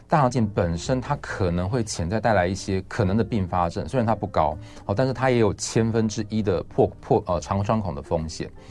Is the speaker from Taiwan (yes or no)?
yes; Taiwan; 一般我们台湾人常吃的像是香肠或者这些加工肉品